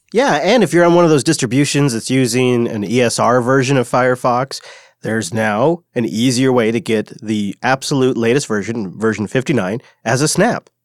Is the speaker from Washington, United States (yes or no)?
yes; Washington, United States; In one small town in my home state, Washington, it's called Wenatchee